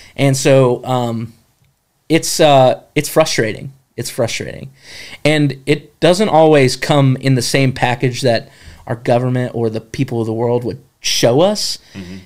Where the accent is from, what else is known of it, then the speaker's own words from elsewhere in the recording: Jefferson, North Carolina, United States; I grew up in Jefferson, North Carolina.